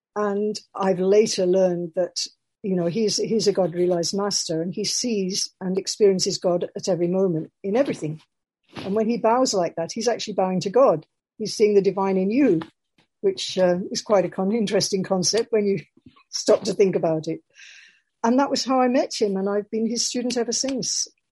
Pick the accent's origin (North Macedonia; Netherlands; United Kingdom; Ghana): United Kingdom; Birmingham, West Midlands; I'm a Quaker from Birmingham